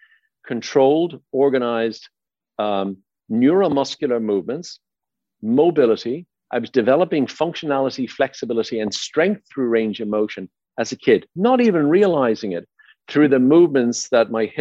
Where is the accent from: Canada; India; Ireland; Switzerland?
Ireland; Dublin, Leinster; moved away as an adult; also born or lived in Baldoyle, Ireland / Howth, Ireland; now in United States; born and raised in Dublin, Ireland, and I lived out in a little suburb town of a town called Baldoyle